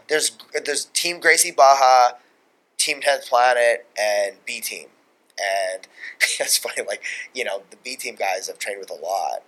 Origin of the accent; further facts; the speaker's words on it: Long Island, New York, United States; we're both from Long Island